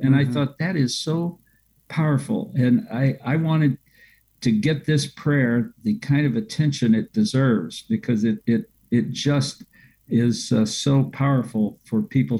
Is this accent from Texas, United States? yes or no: no; Lexington, Kentucky, United States; being from Kentucky, my hometown in Lexington